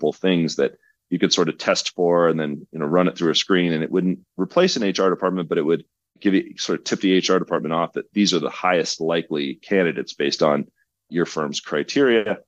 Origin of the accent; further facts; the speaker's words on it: Oklahoma, United States; now in Colorado, United States; Growing up in Oklahoma through the energy cycles